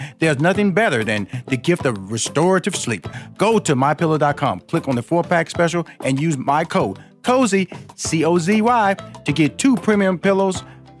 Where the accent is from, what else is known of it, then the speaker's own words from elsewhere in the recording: Houston, Texas, United States; Born and raised in Houston, Texas. That's where I'm from.